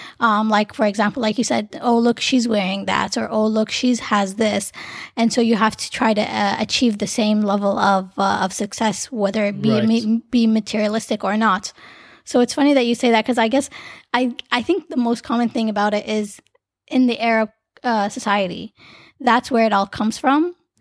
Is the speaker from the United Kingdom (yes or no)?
no; Canada; growing up in Canada